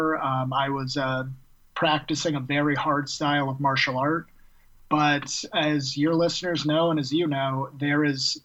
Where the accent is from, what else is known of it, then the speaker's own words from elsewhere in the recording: Seattle, Washington, United States; now in Tacoma, United States; Born and raised in Seattle, now live 45 minutes south in a port city called Tacoma